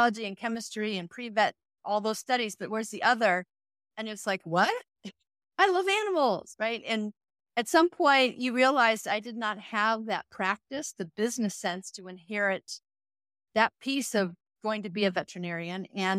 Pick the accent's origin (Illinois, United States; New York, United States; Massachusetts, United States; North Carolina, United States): Illinois, United States; Chicago; We grew up in the Midwest, Chicago, froze to death for many years.